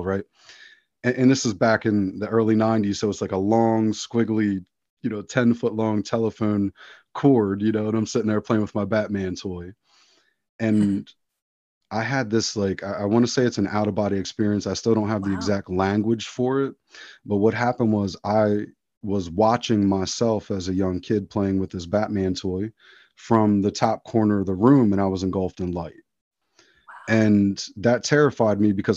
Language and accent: English; outside of Philadelphia, Pennsylvania, United States; I grew up very secular outside of Philadelphia, Pennsylvania